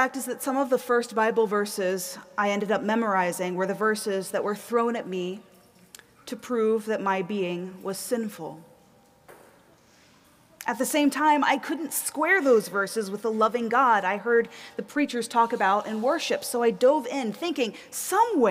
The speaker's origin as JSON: {"language": "English", "region": "the South", "country": "United States", "tie": "born or raised there", "also_born_or_lived": "East Coast", "moved": "as an adult", "lives_now": "Minneapolis, United States", "said": "I grew up in the South, so I grew up in a time and a place"}